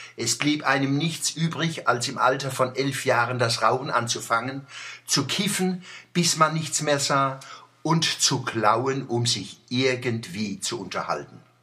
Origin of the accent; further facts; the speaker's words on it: Kurpfalz / Odenwald, Germany; als Kurpfälzer und Odenwälder